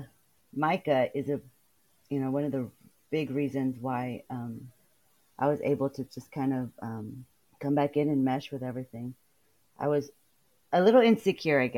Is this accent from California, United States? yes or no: yes; Delano, California, United States; now in Texas, United States; I was born in Delano, California. Lived there for years and moved to Texas.